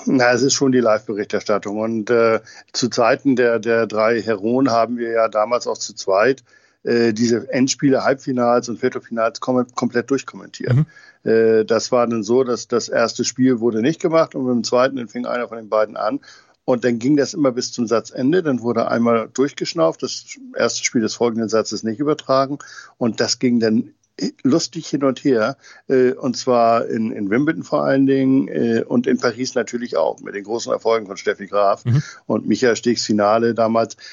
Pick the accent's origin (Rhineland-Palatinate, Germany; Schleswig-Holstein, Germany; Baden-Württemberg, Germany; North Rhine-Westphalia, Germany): Schleswig-Holstein, Germany; Tönning; Tönning, meiner Heimatstadt